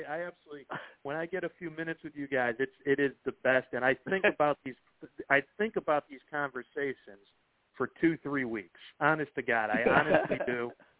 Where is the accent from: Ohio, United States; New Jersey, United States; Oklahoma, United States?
Ohio, United States; Cleveland; moved away as an adult; growing up in Cleveland, you know, from 1975 when I was a little five-year-old kid and I got hooked on the game up until I left in 1998.